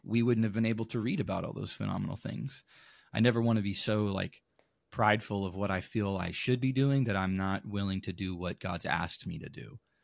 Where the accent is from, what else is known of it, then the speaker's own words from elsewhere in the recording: Caribou, Maine, United States; now in St. Louis, United States; I grew up in Maine